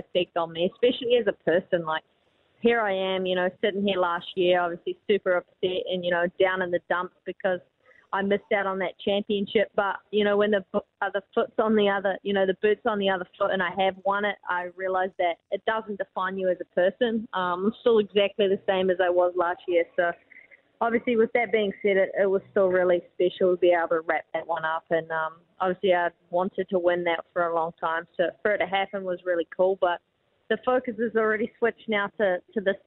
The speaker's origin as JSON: {"language": "English", "town": "Dunedin", "region": "Otago", "country": "New Zealand", "tie": "born or raised there", "said": "I'm from Dunedin. I was born and raised here."}